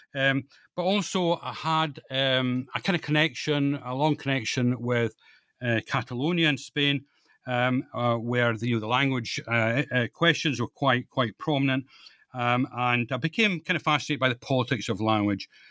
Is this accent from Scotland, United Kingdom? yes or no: yes; Scotland, United Kingdom; moved away as an adult; also born or lived in East Lothian / Fife / Perthshire; now in London, United Kingdom; I'm Scottish, I was, uh, born and educated, uh, in Scotland